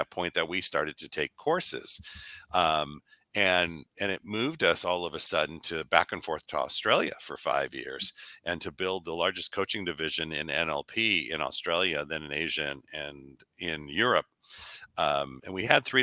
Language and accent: English; Los Angeles, California, United States; I was born and raised